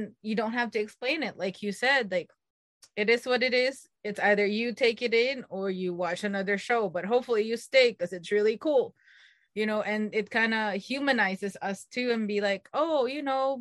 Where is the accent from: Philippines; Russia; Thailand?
Philippines; moved away; growing up, I grew up in the Philippines